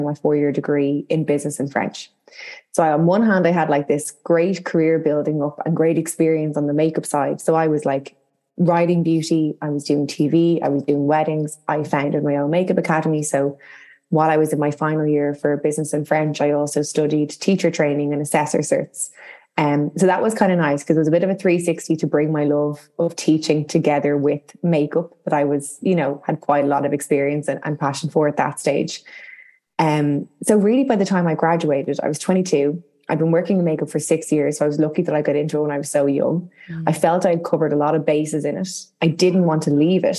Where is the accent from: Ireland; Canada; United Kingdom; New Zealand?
Ireland; Dublin, Leinster; I'm from Dublin in Ireland. And our school system is like very similar, but slightly different to the UK